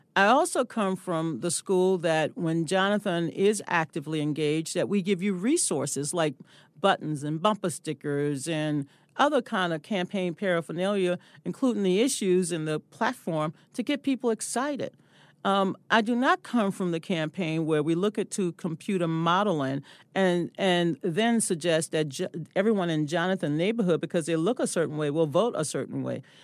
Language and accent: English; the South, United States; I'm from the South